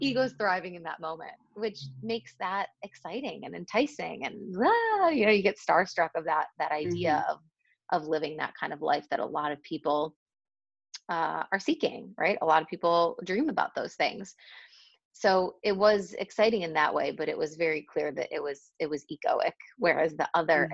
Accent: Buffalo, New York, United States; moved away as an adult; now in Madrid, Spain; i grew up in the states i'm originally from buffalo new york

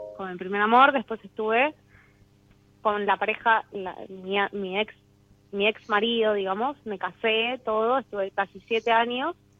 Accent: Quilmes, Buenos Aires Province, Argentina; Nací en Quilmes, sí, sí, sí, tengo una hermana gemela.

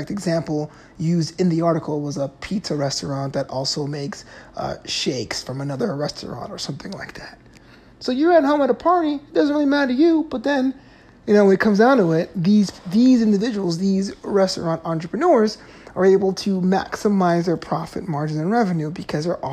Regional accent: New York City, New York, United States; now in Southern California, United States; I'm from New York City

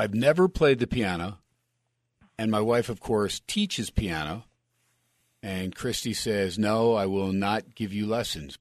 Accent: United States; also born or lived in New York; now in Las Vegas, United States; growing up in Jersey and New York, I'm a, I'm a pizzaholic

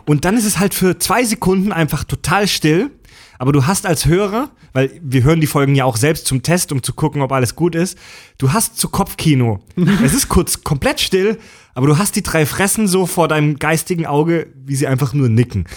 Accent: Baden-Württemberg, Germany; moved away; in Baden-Württemberg, in meiner Heimat

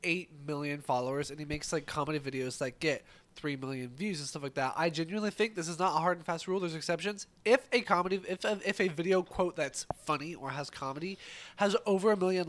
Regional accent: United States; Yeah. I am American.

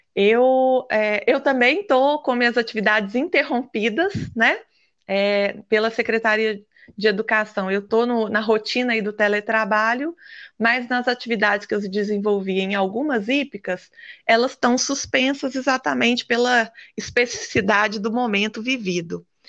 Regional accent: Minas Gerais, Brazil; como boa mineira

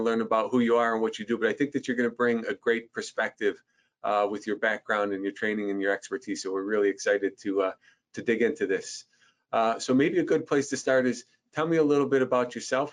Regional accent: Buffalo, New York, United States; moved away as an adult; now in Westchester, United States; I'm from Western New York. I won't give you my age, but I spent maybe the first 20 years, you know, on that side of the state.

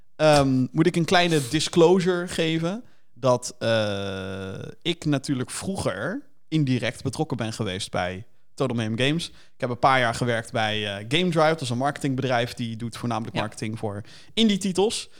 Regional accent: Rotterdam, South Holland, Netherlands; Kan je dan horen dan, dat we uit Rotterdam komen

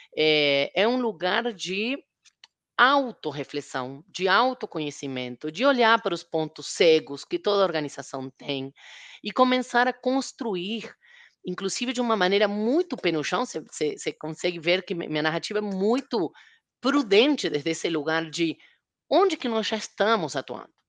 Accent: Argentina; now in Brazil; Na Argentina, de onde eu sou, ele é mais conhecido

